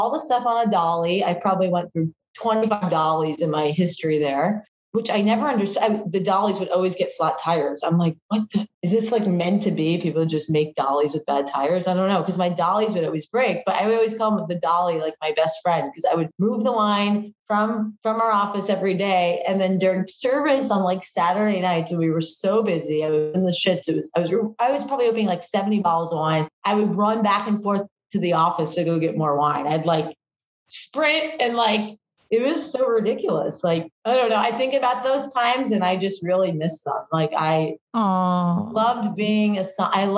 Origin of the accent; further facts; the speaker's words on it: New Haven, Connecticut, United States; I grew up in the New Haven area in Connecticut